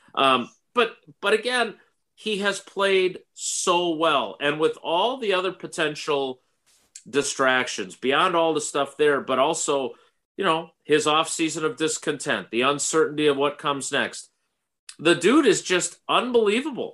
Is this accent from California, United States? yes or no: no; Wisconsin, United States; my youth growing up in Wisconsin